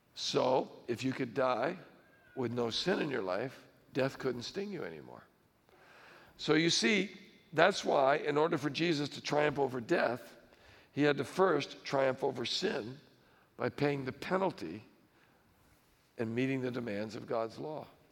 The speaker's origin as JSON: {"language": "English", "country": "United States", "said": "I'm an American"}